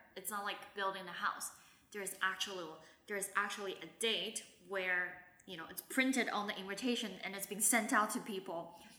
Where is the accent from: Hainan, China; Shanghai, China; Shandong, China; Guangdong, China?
Shanghai, China; I'm thankful to have had the years of growing up in Shanghai, which gives me the language ability